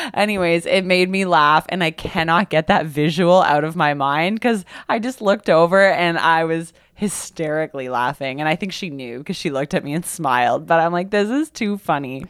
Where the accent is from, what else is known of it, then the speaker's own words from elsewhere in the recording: Kitchener, Ontario, Canada; I grew up in Kitchener.